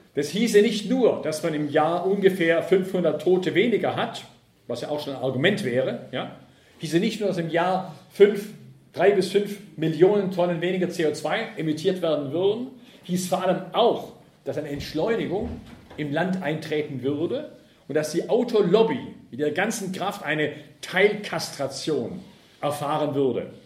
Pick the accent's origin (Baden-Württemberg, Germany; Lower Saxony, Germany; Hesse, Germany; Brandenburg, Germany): Baden-Württemberg, Germany; Ravensburg; moved away; Da, wo ich aufgewachsen bin, in Ravensburg am Bodensee